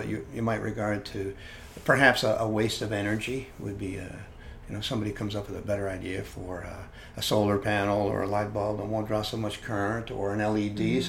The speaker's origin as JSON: {"language": "English", "town": "Hamilton", "region": "Ontario", "country": "Canada", "tie": "born or raised there", "said": "In the town where I grew up in Canada, they were relocating the library, and the library vacated the most beautiful old building in the city of Hamilton."}